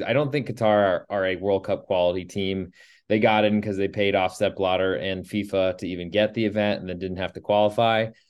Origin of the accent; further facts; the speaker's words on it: United States; as an American